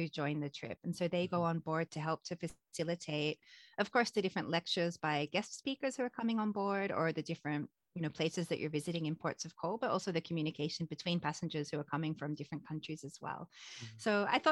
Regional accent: Melbourne, Victoria, Australia; moved away as an adult; also born or lived in Japan; now in Tokyo, Japan; I'm originally from Australia, from a city called Melbourne

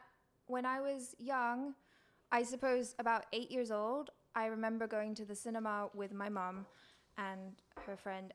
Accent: Indonesia; moved away; also born or lived in Thailand / England; because I was born in Thailand and my mom's Thai, my dad's English, and then I moved to Indonesia, so I kind of had that kind of expatriate lifestyle, grew up there and then moved back to Thailand and then moved to England

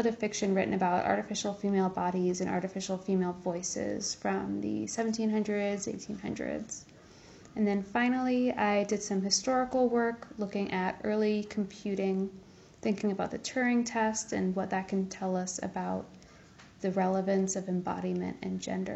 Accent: Kansas City, United States; now in New Haven, United States; I'm originally from Kansas City

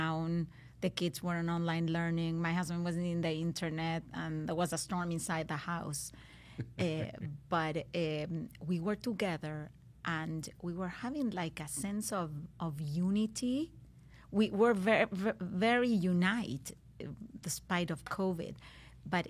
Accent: Argentina; now in Miami, United States; as a Latin mom, I'm from Argentina

